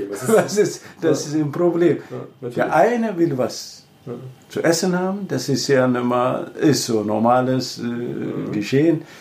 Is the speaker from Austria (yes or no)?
no; Ethiopia; German is a second language; moved away as an adult; now in Germany; ich komme äh, ursprünglich aus Äthiopien, ich habe in Leipzig studiert und bin dann bis zu Professor jetzt nochmal geschafft.